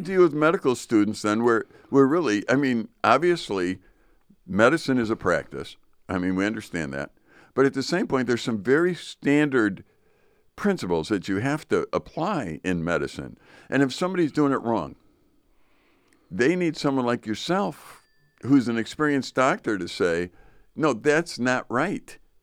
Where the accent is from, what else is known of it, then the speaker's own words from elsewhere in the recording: Chicago, Illinois, United States; now in northern Wisconsin, United States; I grew up in Chicago